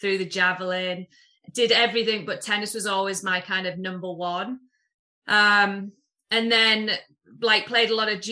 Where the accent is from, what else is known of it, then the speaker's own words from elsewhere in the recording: Middlesbrough, North East England, United Kingdom; moved away as an adult; also born or lived in Houston; I'm from Middlesbrough originally